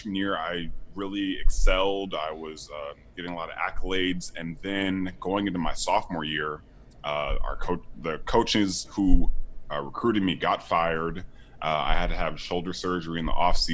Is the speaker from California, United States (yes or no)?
yes; Sacramento, California, United States; moved away as an adult; also born or lived in Miami, Florida; I came from Sacramento, California. I didn't play football until freshman year in high school